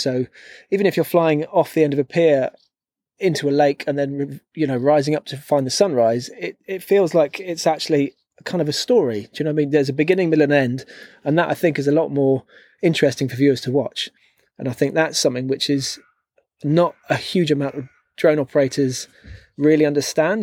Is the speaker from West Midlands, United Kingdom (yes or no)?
no; London, United Kingdom; moved away as an adult; growing up in London